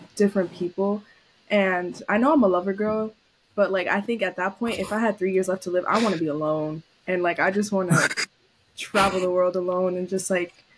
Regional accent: New York City, New York, United States; moved away as an adult; also born or lived in Syracuse; I was born and raised in New York City, Lower East Side

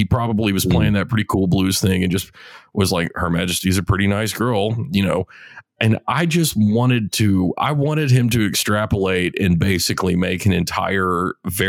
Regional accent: United States; accent: redneck; I'm American

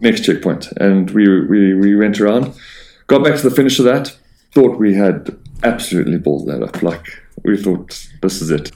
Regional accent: South Africa; being South African

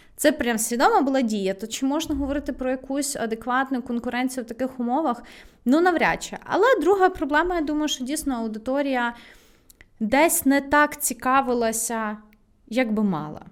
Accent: Lviv, Lviv Oblast, Ukraine; я виросла там в дитинстві у Львові

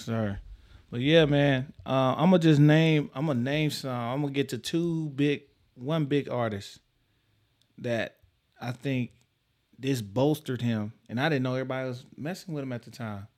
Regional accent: Texas, United States; I'm from Texas

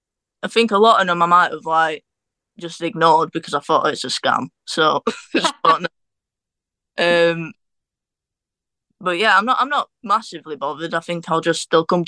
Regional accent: Rotherham, Yorkshire and the Humber, United Kingdom; Rotherham, like Sheffield area.

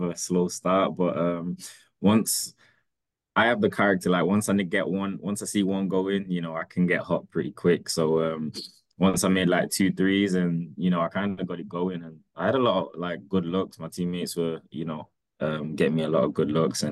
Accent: England, United Kingdom; now in United States; I'm this kid from England

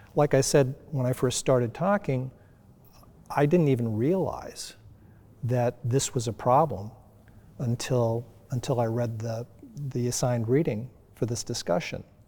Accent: United States; I grew up in the United States in a predominantly white community.

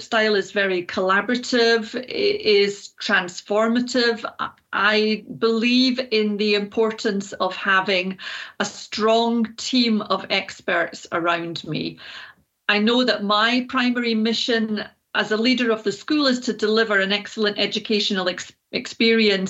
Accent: Edinburgh, Scotland, United Kingdom; now in Switzerland; I was born in Edinburgh, Scotland, and I grew up in the city.

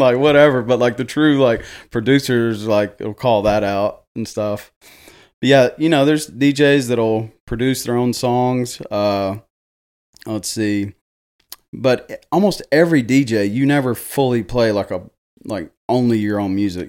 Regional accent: Jackson, Tennessee, United States; I am born and raised here in Jackson, Tennessee

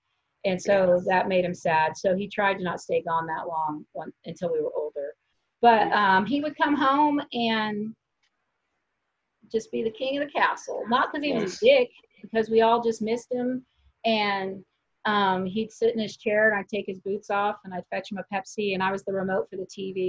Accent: Kansas, United States; I was raised in Kansas.

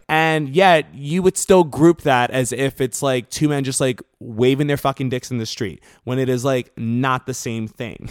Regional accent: New York City, New York, United States; moved away as an adult; now in Los Angeles, United States; I grew up in the South Bronx, so, like, uh, in, in New York

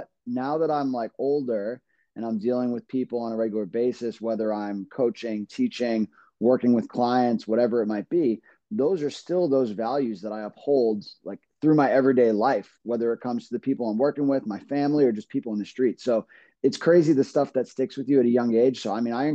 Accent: New York City, New York, United States; moved away as an adult; now in Rhode Island, United States; I grew up in Brooklyn, New York. I'm a New Yorker, lived there for 25 years.

